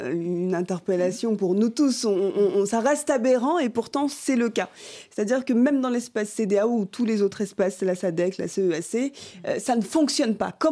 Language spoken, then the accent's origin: French; Benin; je suis béninois.